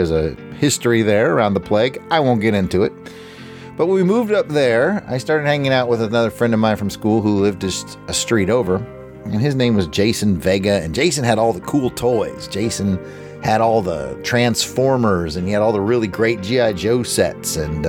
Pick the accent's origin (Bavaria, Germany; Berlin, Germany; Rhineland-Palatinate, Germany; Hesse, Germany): Hesse, Germany; Fulda; we're going back to the time where I grew up in Fulda, Germany.